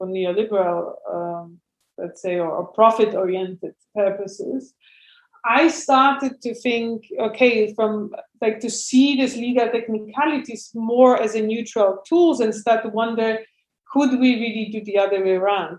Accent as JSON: {"language": "English", "town": "Warsaw", "region": "Masovian Voivodeship", "country": "Poland", "moved": "as an adult", "lives_now": "Berlin, Germany", "said": "I'm originally from Warsaw, and I used to be also an urban activist in Warsaw"}